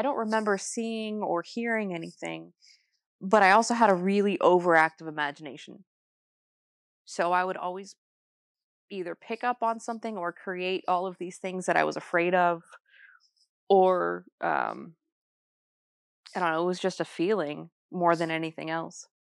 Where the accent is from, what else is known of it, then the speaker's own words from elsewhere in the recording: New Jersey, United States; I was born in New, New Jersey